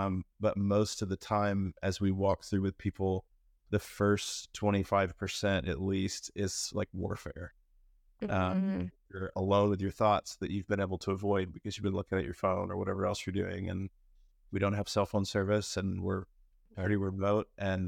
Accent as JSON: {"language": "English", "town": "Fayetteville", "region": "Arkansas", "country": "United States", "said": "I'm from Fayetteville and have been working at a church as a worship pastor"}